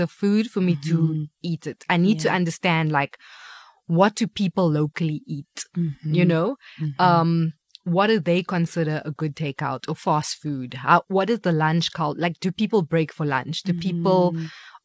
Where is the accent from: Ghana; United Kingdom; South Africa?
South Africa; Cape Town, Western Cape; moved away; also born or lived in Stellenbosch; Cape Town, I have a very difficult relationship with my hometown